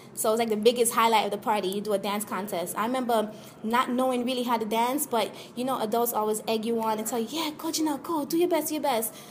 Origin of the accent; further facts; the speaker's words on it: Jamaica; now in United States; I'm Jamaican, born and raised